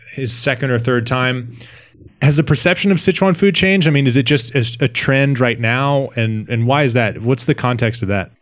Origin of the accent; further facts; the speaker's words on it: Washington, District of Columbia, United States; in my hometown in, um, Washington, D C